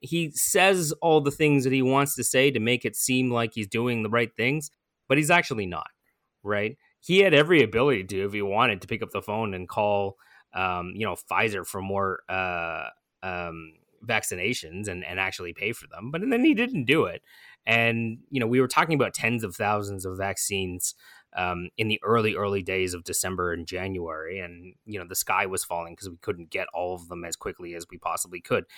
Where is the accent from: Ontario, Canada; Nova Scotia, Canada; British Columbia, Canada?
Ontario, Canada; Toronto; I was born in East York General